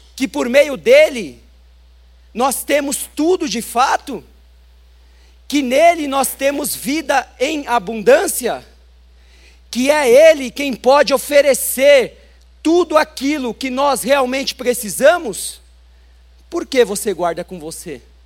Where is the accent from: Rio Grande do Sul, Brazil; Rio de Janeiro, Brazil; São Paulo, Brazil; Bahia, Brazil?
São Paulo, Brazil; nasci em São Paulo, mas sou filho de um cearense com uma paraibana.